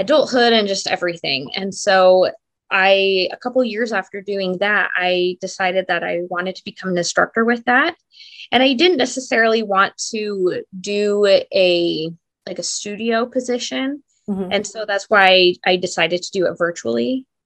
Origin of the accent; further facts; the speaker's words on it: Southeast Idaho, United States; I was born and bred in Idaho. I have lived in Southeast Idaho my entire life